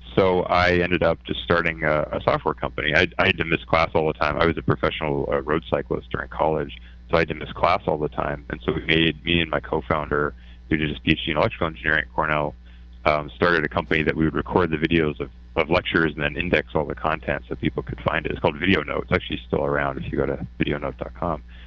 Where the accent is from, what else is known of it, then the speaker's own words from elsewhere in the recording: Canada; moved away as an adult; I'm Canadian